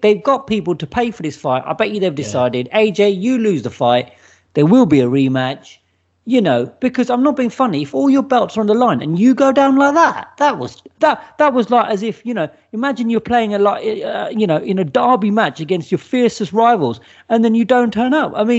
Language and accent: English; Watford, East of England, United Kingdom; Bring it, because he's from Watford. I'm from Watford. We'll have a little local, you know, down at Vicarage Road.